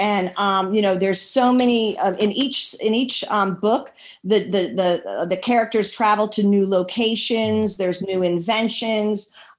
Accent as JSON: {"language": "English", "town": "Washington", "region": "District of Columbia", "country": "United States", "tie": "born or raised there", "said": "I was born and raised in Washington, D.C."}